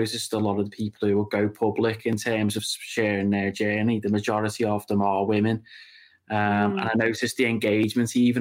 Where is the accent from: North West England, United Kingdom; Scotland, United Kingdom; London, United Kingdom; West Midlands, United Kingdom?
North West England, United Kingdom; Birkenhead; also born or lived in Las Vegas; I'm born and raised in Claughton on the Wirral